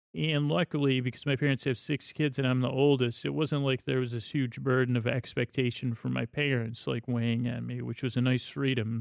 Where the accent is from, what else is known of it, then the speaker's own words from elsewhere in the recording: Syracuse, New York, United States; moved away as an adult; also born or lived in Bronx, New York / Los Angeles; I grew up in Syracuse, New York